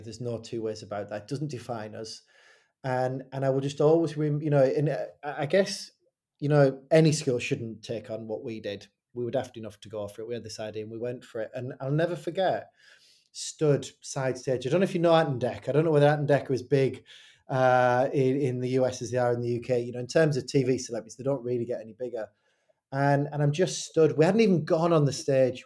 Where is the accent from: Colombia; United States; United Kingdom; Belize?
United Kingdom; Hartlepool, North East England; moved away as an adult; also born or lived in Fleetwood, England; I grew up in Hartlepool